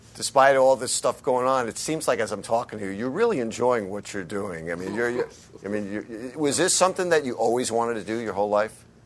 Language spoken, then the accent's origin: English; United States; as an American following it from overseas